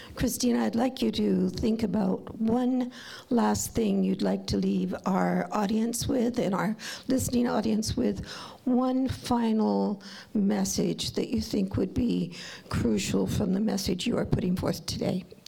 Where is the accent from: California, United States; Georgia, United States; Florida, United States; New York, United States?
California, United States; now in Canada; I'm from California, where part of graduation requirements was you had to be able to drive a car